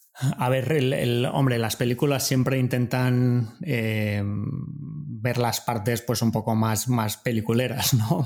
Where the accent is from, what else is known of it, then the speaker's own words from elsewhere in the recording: Madrid, Community of Madrid, Spain; moved away as an adult; also born or lived in Germany / Montreal, Canada / United States; yo soy de Madrid